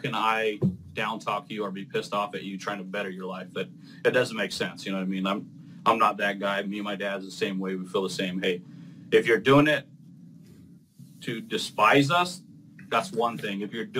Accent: Arizona, United States; I grew up in Arizona.

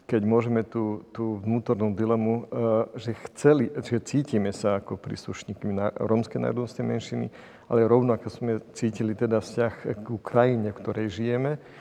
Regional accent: Slovakia; že žijem v tejto krajine, že som vyrastal na Slovensku a teraz to budem môcť prezentovať.

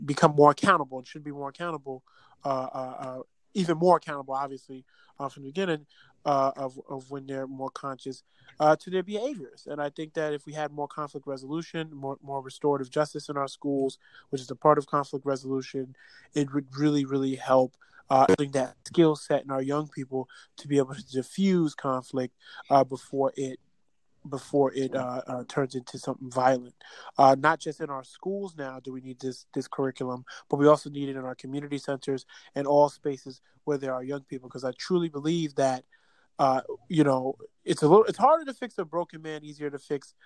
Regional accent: New York City, New York, United States; growing up in the Rockaways

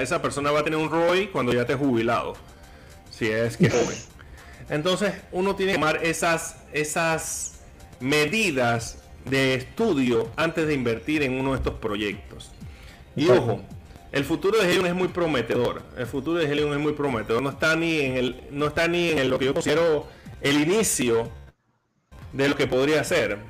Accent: Panama; aquí está la belleza de mi país

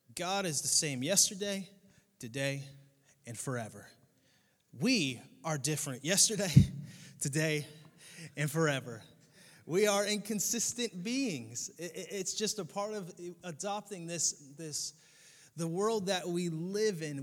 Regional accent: Connecticut, United States; now in Southwest Florida, United States; I grew up in Connecticut.

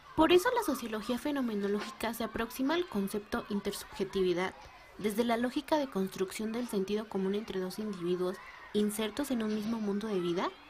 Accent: Mexico; aquí en México

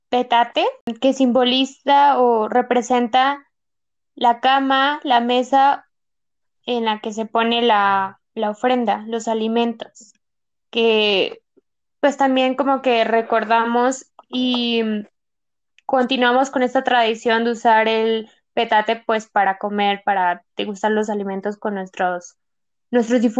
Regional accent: Mexico; Porque yo creo que todos deberían saber hacer pan de muerto como buenos mexicanos, pero pues no, a veces algunos no, no lo sabemos hacer

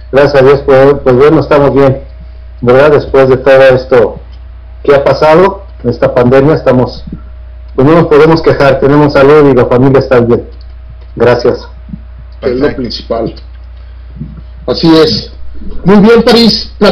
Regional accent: Mexico City, Mexico; now in Tijuana, Mexico; radico en Tijuana, soy de la Ciudad de México y radico aquí en Tijuana, yo soy más tijuanense que, que capitalino, ¿verdad?

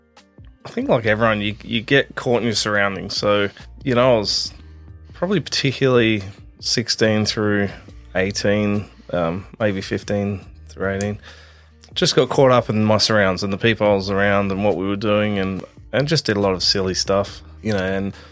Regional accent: Adelaide, South Australia, Australia; We were in North Haven. We grew up in North Haven.

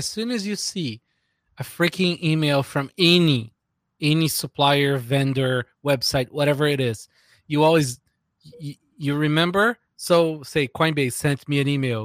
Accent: Brazil; moved away; I grew up in Brazil

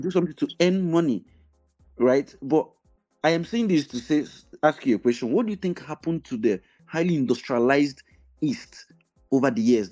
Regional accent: Enugu, Enugu State, Nigeria; I grew up in Enugu

